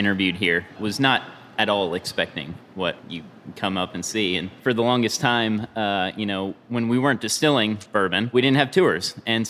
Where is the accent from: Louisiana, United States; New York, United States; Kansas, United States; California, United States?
Kansas, United States; Phillipsburg; moved away; I grew up in Northwest Kansas. Not a ton of places to eat tacos out there.